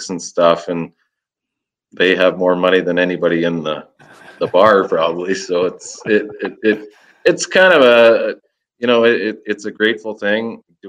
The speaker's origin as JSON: {"language": "English", "region": "Saskatchewan", "country": "Canada", "said": "I'm from Saskatchewan"}